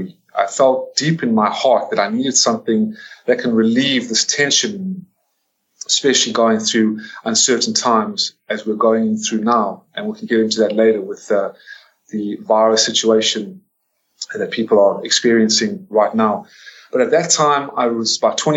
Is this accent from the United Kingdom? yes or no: no; United States; also born or lived in South Africa / Atlanta, Georgia; I am an American citizen, born and raised in America, born in South Africa